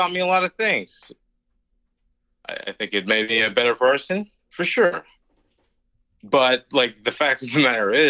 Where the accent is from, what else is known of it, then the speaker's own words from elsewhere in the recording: Eastern Kentucky, United States; moved away; small town in Eastern Kentucky.